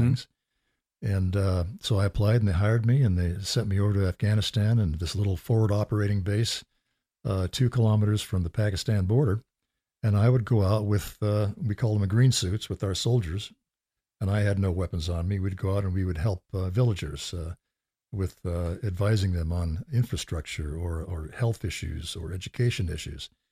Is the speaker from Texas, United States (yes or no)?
no; California, United States; growing up in California